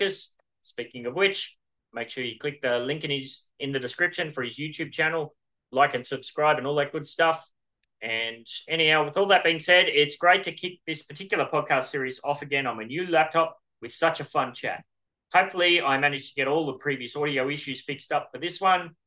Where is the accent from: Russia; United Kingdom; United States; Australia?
Australia; I'm Australian